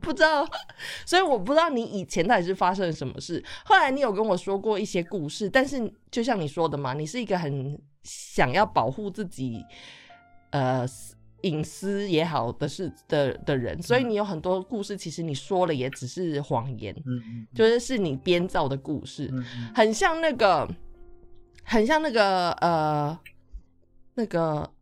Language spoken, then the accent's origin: Chinese; Taichung, Taiwan; also born or lived in countryside (unnamed) with grandparents; 我没有办法要在我出生长大的大都市台中市上小学